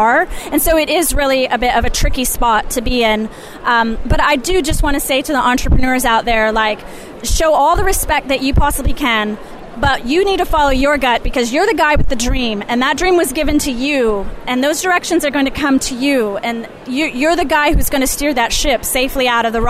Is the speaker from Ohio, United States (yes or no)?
yes; Ohio, United States; I'm born and raised in Ohio